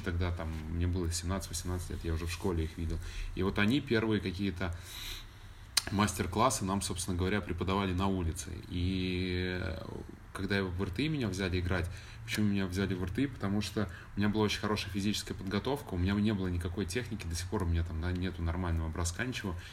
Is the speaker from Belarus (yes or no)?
yes; Belarus; moved away as an adult; also born or lived in Moscow, Russia; now in Los Angeles, United States